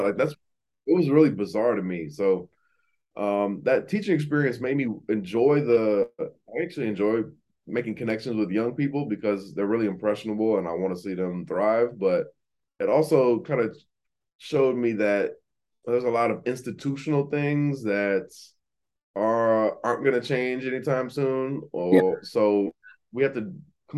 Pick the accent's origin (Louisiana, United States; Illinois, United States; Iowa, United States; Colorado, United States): Illinois, United States; Aurora; moved away as an adult; also born or lived in Pittsburgh / Atlanta; now in Miami, United States; I grew up in Aurora, Illinois, which is the second biggest city outside Chicago